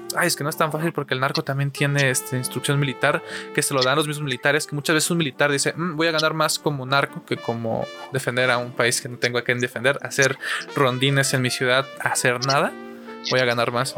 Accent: Mexico; en mi situación mexicana, como mexicano

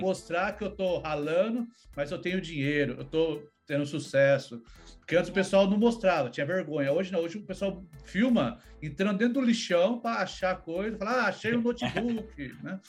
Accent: São Paulo, Brazil; also born or lived in Campinas; now in United States; eu sou de São Paulo, né? Só que eu morava em Campinas, minha família ali no interior de São Paulo

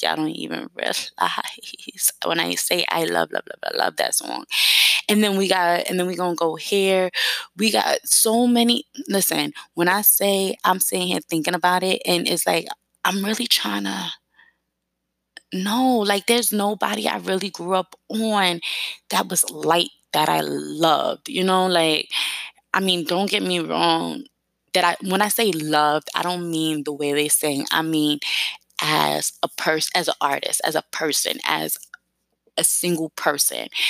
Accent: New York City, New York, United States; accent: New York; I grew up in East New York, Brooklyn, part of New York City, East New York, Brooklyn, Cypress Hills

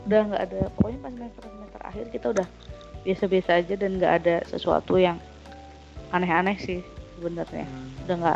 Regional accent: Yogyakarta, Special Region of Yogyakarta, Indonesia; aku kan dari Jogja tuh aku sempet di rumah juga kan

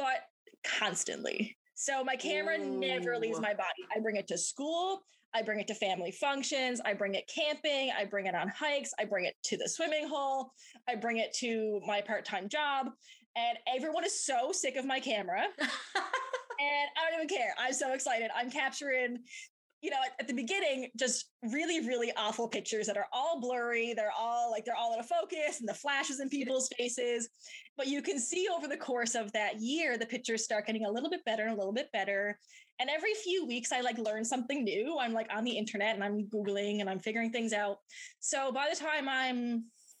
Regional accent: Twillingate, Newfoundland and Labrador, Canada; moved away as an adult; now in St. John's, Canada; I'm from the Twillingate area. So I spent my childhood copy panning

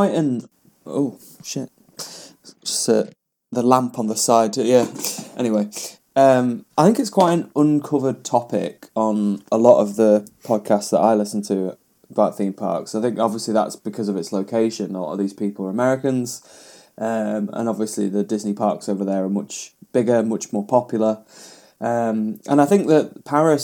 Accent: United Kingdom; We are British

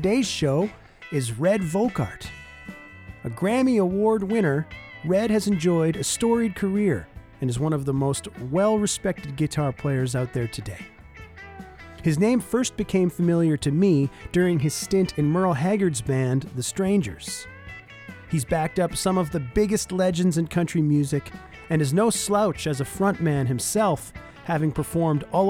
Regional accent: Southern Ontario, Canada; moved away as an adult; now in Winnipeg, Canada; I grew up in Southern Ontario, but I moved to Winnipeg 8 years ago now.

